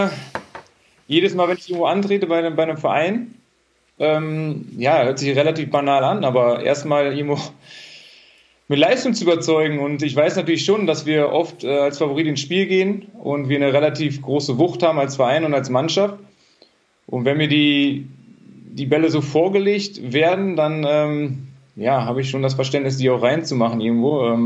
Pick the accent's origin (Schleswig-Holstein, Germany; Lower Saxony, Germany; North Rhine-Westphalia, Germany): North Rhine-Westphalia, Germany; Bottrop; komme gebürtig aus Bottrop.